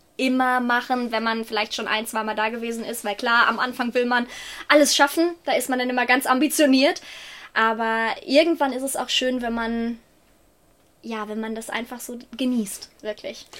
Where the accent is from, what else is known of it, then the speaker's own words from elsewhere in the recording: Ruhr area, North Rhine-Westphalia, Germany; accent: Ruhrpott; ich komme aus dem wunder wunderschönen Ruhrgebiet.